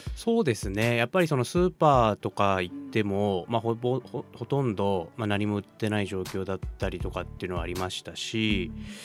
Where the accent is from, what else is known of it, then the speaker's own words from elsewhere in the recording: Oguni, Yamagata, Japan; moved away as an adult; now in Sendai, Japan; 私地元が山形県小国町というところにあるんですけども